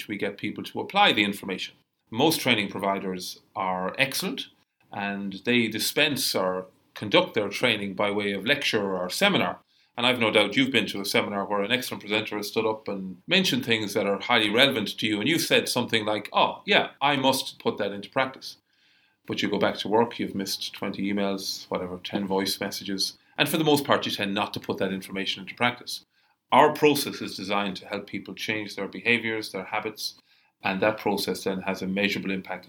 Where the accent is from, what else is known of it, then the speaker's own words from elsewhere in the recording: Cork, Munster, Ireland; moved away as an adult; now in Australia; You've gathered from my accent I come from somewhere else. I come from the south of Ireland, a place called Cork